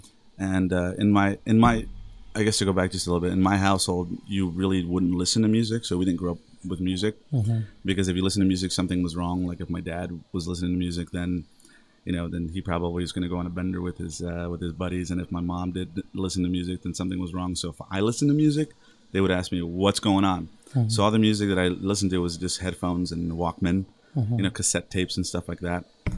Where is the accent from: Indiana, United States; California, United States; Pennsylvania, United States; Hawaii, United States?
California, United States; Los Angeles; also born or lived in San Fernando, California; born and raised in San Fernando Valley, and raised more in North Hollywood